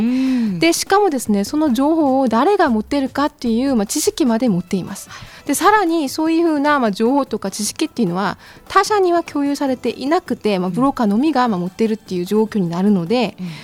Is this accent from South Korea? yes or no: yes; Incheon, South Korea; Japanese is a second language; moved away as an adult; also born or lived in Kyushu, Japan; now in Fukuoka, Japan; 韓国のインチョンですね